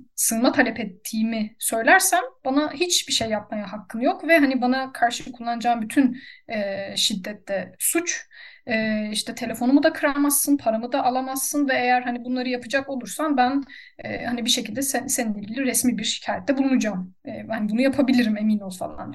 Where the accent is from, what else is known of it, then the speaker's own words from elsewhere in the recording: Turkey; moved away as an adult; also born or lived in Serbia; now in Germany; bir Türk vatandaşı olarak